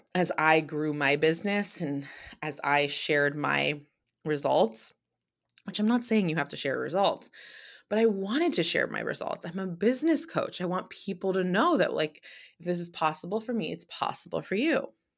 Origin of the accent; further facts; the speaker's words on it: San Francisco Bay Area, California, United States; I'm from the Bay Area